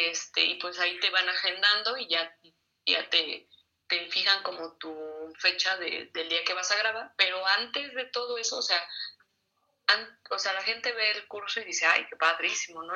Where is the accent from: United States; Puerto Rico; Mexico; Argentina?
Mexico; Mexico City; also born or lived in Toluca; yo estudié en Toluca, pero yo no soy de allá, yo, nací en la Ciudad de México